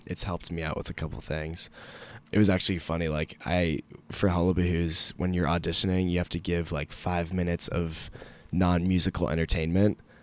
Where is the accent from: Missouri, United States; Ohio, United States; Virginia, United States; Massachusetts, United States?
Virginia, United States; Alexandria; I'm from Alexandria, Virginia